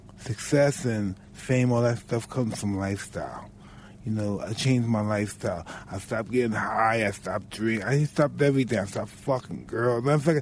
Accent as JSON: {"language": "English", "town": "New York City", "region": "New York", "country": "United States", "said": "I'm from Brownsville that's similar to Detroit."}